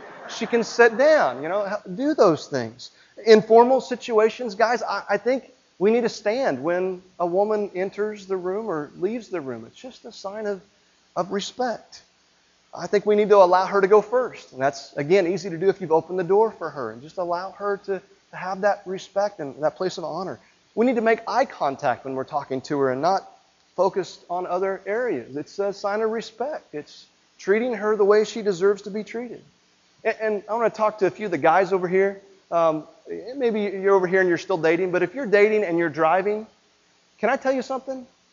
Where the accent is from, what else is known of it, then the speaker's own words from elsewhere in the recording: Midwest, United States; growing up in the Midwest